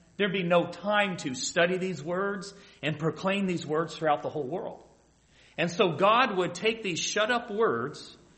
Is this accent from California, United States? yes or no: no; Central Ohio, United States; moved away; because I grew up in Central Ohio